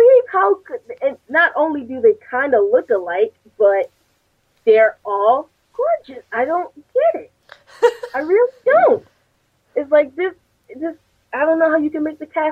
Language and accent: English; Connecticut, United States; I'm from Connecticut